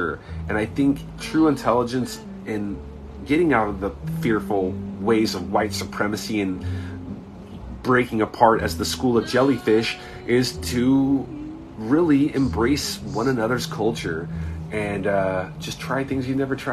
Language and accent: English; Southern California, United States; I was blessed where I grew up in Southern California